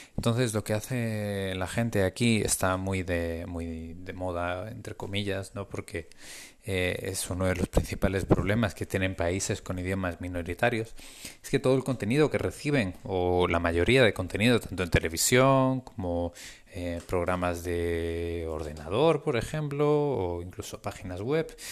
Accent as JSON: {"language": "Spanish", "country": "Spain", "also_born_or_lived": "Norway", "moved": "as an adult", "said": "esta es la segunda vez que salgo de España"}